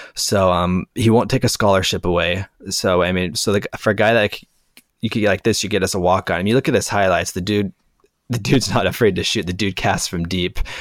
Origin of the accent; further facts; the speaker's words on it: Las Vegas, Nevada, United States; I grew up in Las Vegas